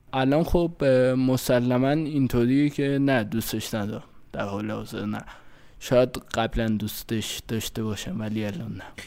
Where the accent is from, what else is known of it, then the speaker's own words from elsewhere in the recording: Fardis, Alborz, Iran; من مال فردیس کرس هستم